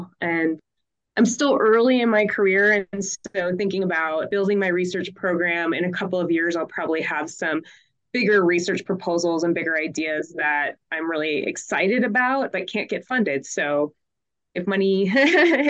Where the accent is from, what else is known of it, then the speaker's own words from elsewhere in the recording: Minneapolis–Saint Paul, Minnesota, United States; now in Missoula, United States; I grew up in the Twin Cities